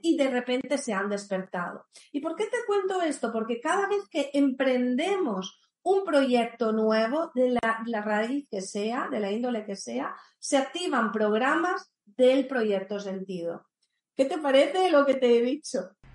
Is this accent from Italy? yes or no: yes; Italy; now in Spain; yo soy italiana, vivo en España